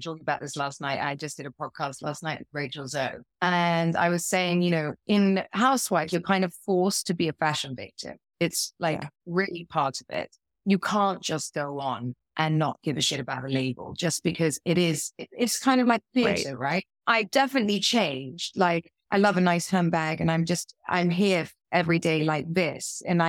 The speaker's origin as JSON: {"language": "English", "region": "South West England", "country": "United Kingdom", "tie": "born or raised there", "said": "I grew up in Dorset. Yeah. In the middle of nowhere."}